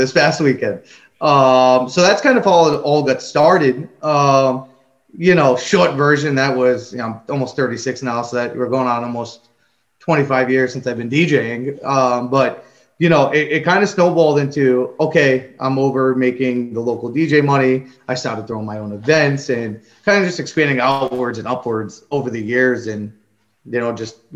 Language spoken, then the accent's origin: English; Rhode Island, United States; I'm from Rhode Island